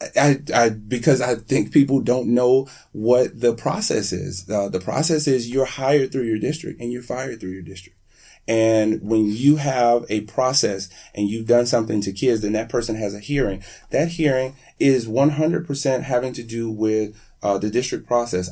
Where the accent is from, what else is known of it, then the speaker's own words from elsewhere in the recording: Miami, Florida, United States; also born or lived in Broward County, Florida; I'm from Miami. I lived most of my adult life in Broward County